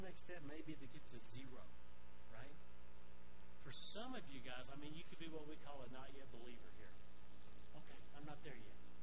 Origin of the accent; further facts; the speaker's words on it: Arkansas, United States; now in Pueblo West, United States; I grew up in Arkansas.